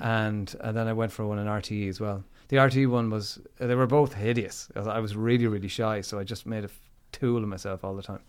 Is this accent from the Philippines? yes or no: no; Limerick, Munster, Ireland; Limerick City, kid